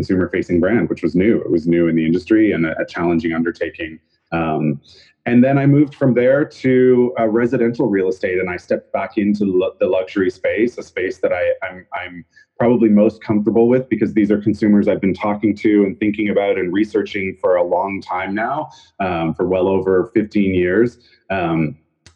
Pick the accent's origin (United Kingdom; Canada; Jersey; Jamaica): Canada; moved away as an adult; also born or lived in Vancouver; now in New York City, United States; I'm Canadian originally.